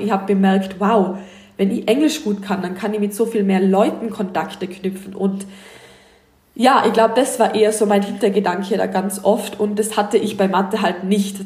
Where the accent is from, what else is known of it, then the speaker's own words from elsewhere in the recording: Tyrol, Austria; moved away as an adult; now in Los Angeles, United States; ich komme aus Tirol in Österreich, ich bin 23 Jahre alt. Wie man sicher dann öfter an meinem Dialekt hören darf, ähm, bin ich auch Österreicherin